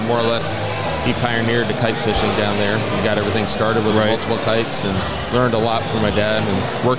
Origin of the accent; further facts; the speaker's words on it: Miami, Florida, United States; I grew up in the Miami area.